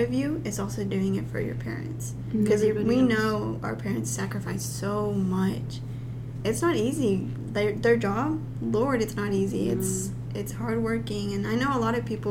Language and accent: English; Hot Springs, Arkansas, United States; also born or lived in Guanajuato, Mexico; I'm from Hot Springs and that's 2 hours away